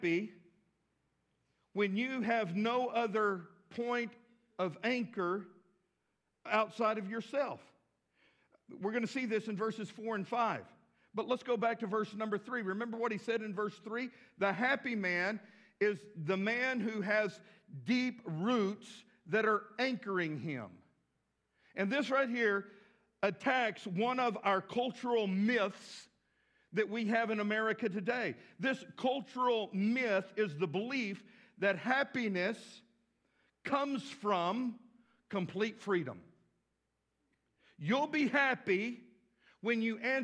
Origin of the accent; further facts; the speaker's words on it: West Texas, United States; now in Fort Smith, United States; I grew up with tumbleweeds in West Texas